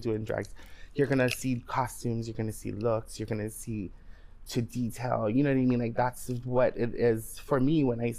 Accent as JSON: {"language": "English", "town": "Waianae", "region": "Hawaii", "country": "United States", "said": "I'm from Waianae."}